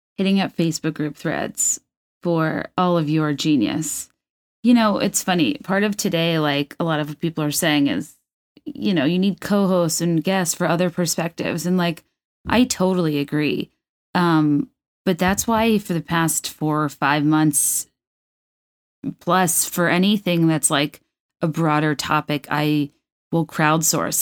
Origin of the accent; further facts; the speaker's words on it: Virginia, United States; I grew up in Virginia, which is this weird neutral pool territory